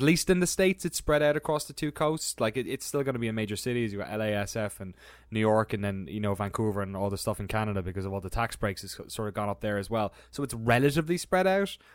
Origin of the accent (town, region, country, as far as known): Ireland; born or raised there; moved away as an adult; also born or lived in London / San Francisco